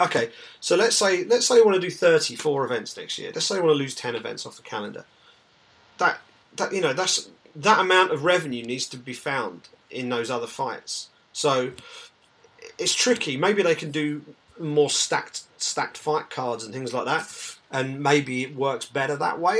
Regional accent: England, United Kingdom; as an Englishman

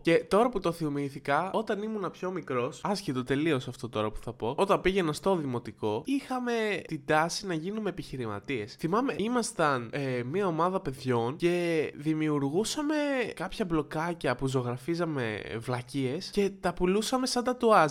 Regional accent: Kavala, Eastern Macedonia and Thrace, Greece; ήθελα να είμαι γνωστό στην πόλη μου, στην Καβάλα

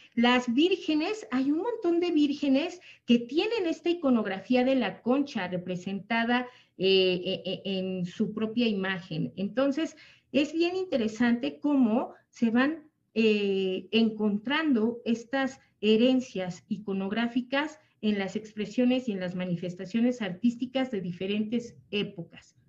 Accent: Mexico; nosotros los mexicanos

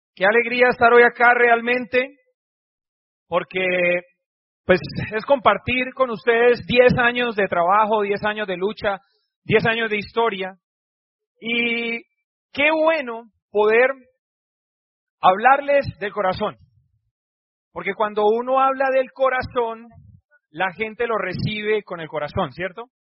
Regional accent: Cúcuta, Norte de Santander, Colombia; moved away as an adult; also born or lived in Barranquilla; salí de mi casa de Cúcuta, que me fui a Barranquilla

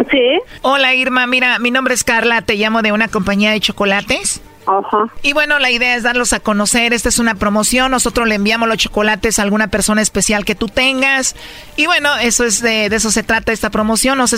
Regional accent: Guerrero, Mexico; moved away; No, yo soy del estado de Guerrero.

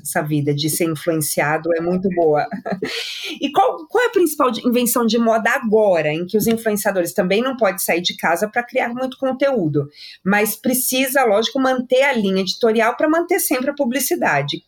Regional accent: São Paulo, Brazil; eu sou paulista

